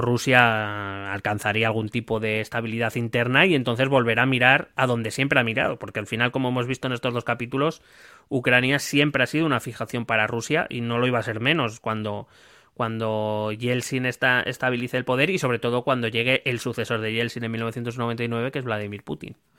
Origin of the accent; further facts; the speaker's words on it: Madrid, Community of Madrid, Spain; entonces yo soy Madrid, soy Madrid en general.